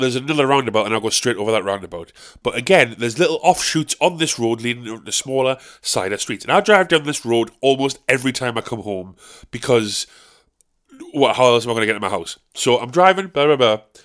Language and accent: English; South Shields, North East England, United Kingdom; I'm from South Shields. I live around the area of Westall